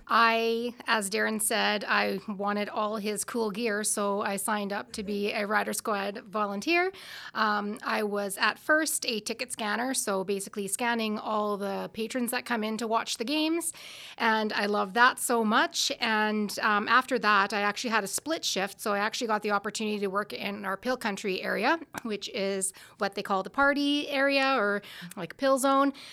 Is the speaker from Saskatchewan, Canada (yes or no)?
yes; Stoughton, Saskatchewan, Canada; I'm from Stoughton, Saskatchewan